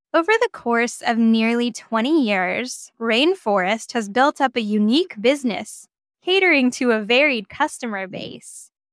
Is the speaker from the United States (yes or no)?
yes; Oregon, United States; I am from Oregon